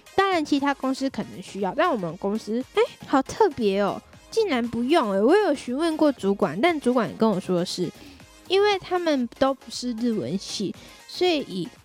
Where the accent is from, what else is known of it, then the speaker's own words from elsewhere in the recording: Tainan, Taiwan; 让他们安排到我的家乡，台南那边的办公室工作